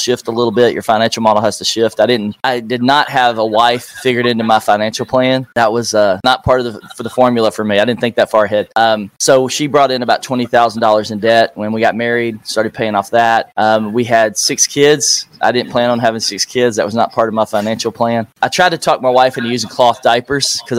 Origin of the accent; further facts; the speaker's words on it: Nashville, Tennessee, United States; Nashville, Tennessee, my hometown